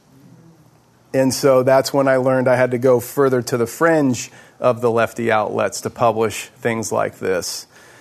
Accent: Houston, Texas, United States; moved away as an adult; also born or lived in Alaska; a guy born and raised in Houston, Texas

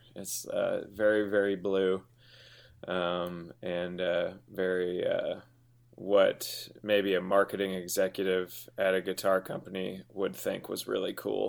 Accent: Houston, Texas, United States; now in Los Angeles, United States; in Houston, going to high school or middle school in Houston

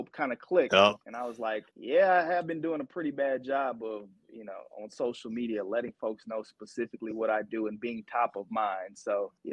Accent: Atlanta, Georgia, United States; also born or lived in Alabama / St. Louis, Missouri; Born and raised in Atlanta, Georgia

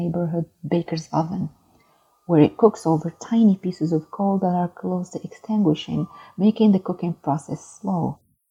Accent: Meknes, Fès-Meknès, Morocco; I'm from Meknes, Morocco.

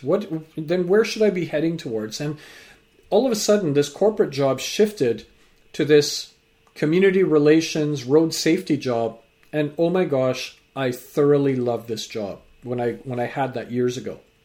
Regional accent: Vancouver, British Columbia, Canada; also born or lived in England; growing up in, uh, Vancouver, so I'm a British-born Canadian with parents from Fiji and grandparents

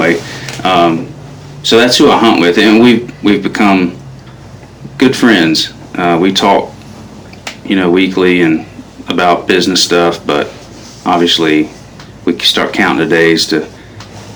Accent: North Carolina, United States; I'm from North Carolina

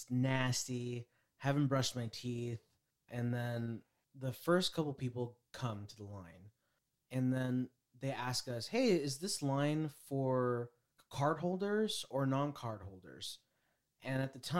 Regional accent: Bay Area, California, United States; we're from the Bay Area.

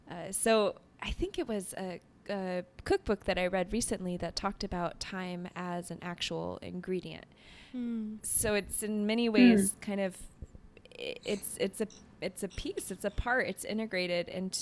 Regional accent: Canada; Oh, I'm French Canadian

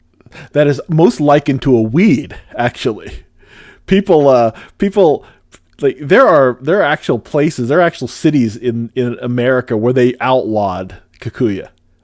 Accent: Pacific Northwest, United States; I'm from the Pacific Northwest.

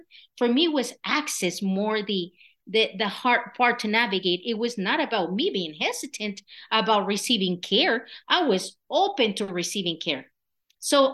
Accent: Michoacán, Mexico; English is a second language; moved away as an adult; now in Colorado, United States; I was born and raised in Michoacan, Mexico

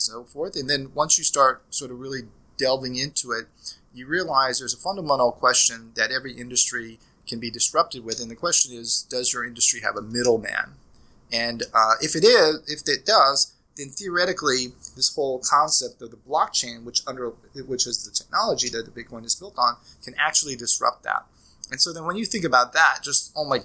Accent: Norman, Oklahoma, United States; I'm from Norman, Oklahoma

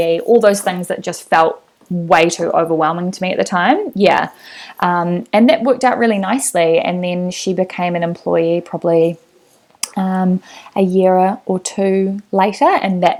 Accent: Lower Hutt, Wellington, New Zealand; moved away as an adult; now in Auckland, New Zealand; I'm from Lower Hutt, so I would visit Wellington a lot to see my family

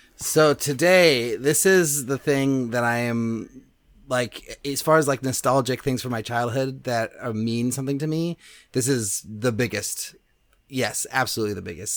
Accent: Berkeley, California, United States; I grew up in Berkeley.

